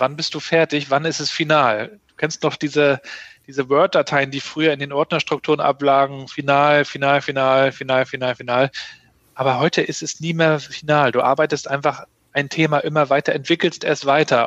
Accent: Rostock, Mecklenburg-Vorpommern, Germany; ich bin ähm, Rostocker Jung, 80er 68er Jahrgang, ähm, in der DDR noch aufgewachsen

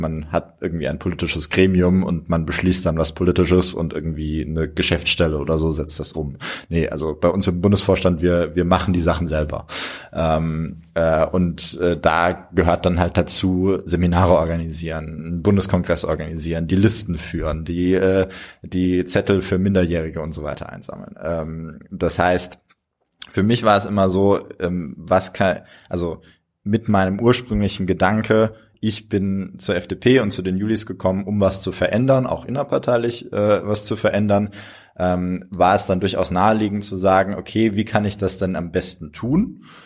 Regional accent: Freiburg, Baden-Württemberg, Germany; now in Heidelberg, Germany; ich komme aus Freiburg

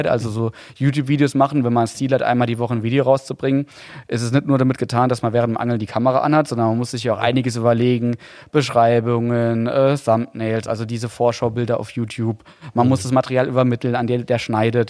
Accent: Saarland, Germany; accent: Saarländisch; als Saarländer

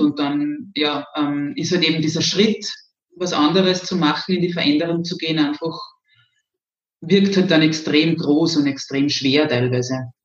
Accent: Zwentendorf, Lower Austria, Austria; also born or lived in Graz; Im schönen Zwentendorf, das sicher einigen etwas sagt, weil wir ja da so ein kleines Gebäude haben, das vielen Menschen vielleicht doch noch was sagt. Ähm, ja, also das ist das Atomkraftwerk. Ähm, genau, und da bin ich aufgewachsen

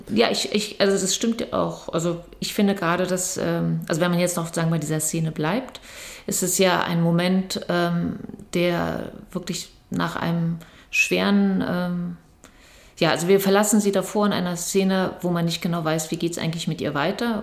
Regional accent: Berlin, Germany; ich bin ja in Berlin groß geworden

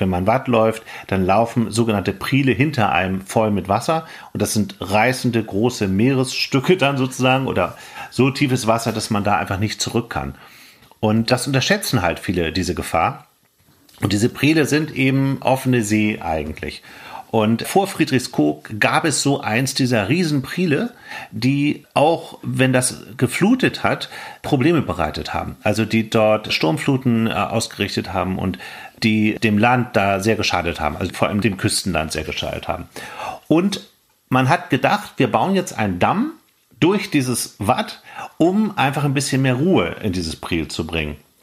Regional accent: Hamburg, Germany; also born or lived in Lüneburg Heath; dass wir als Hamburger so eine Liebe zum Dorfleben und zum Landleben entwickelt haben.

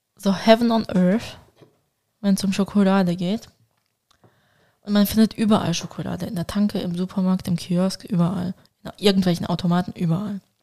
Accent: Basel, Basel-Stadt, Switzerland; als stolze Baslerin und stolze Türkin

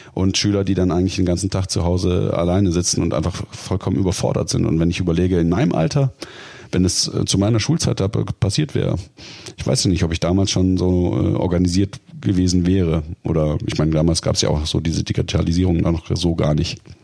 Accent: Baden-Württemberg side of Lake Constance, Germany; now in Dortmund, Germany; Ich komme ja, sag ich mal, das ist ja die baden-württembergische äh, Seite des Bodensees

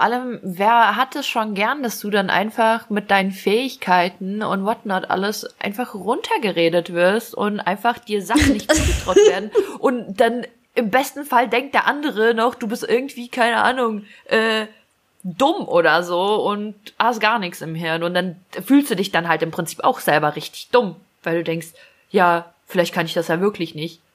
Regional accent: Ukraine; moved away; bei uns in der Ukraine

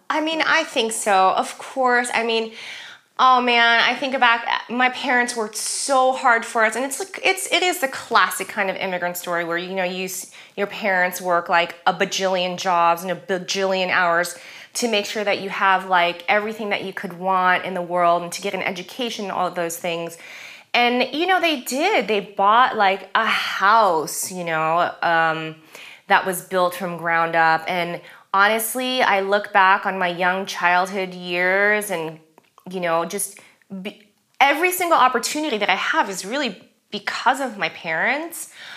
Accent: Los Angeles, California, United States; first language German; English is a second language; moved away; also born or lived in Germany; living and growing up in Los Angeles, you just live and grow up in a very kind of diverse community

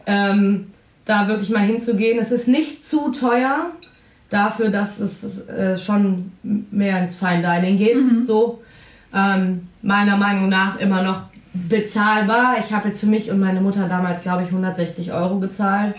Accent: Germany; Wir als Deutsche

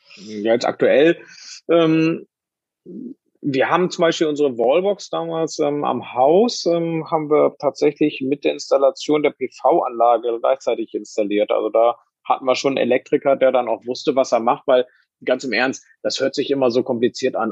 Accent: Bremen, Germany; moved away; ich komme ja auch ursprünglich aus Bremen

